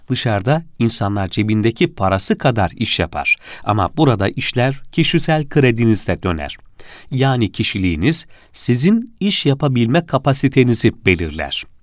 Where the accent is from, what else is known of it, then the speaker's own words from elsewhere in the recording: Kilis, Kilis Province, Turkey; Aslen Kilisliyim, babam kuyumcuydu.